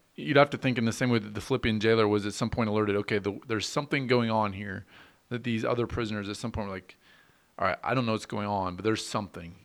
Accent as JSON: {"language": "English", "country": "United States", "said": "as American citizens"}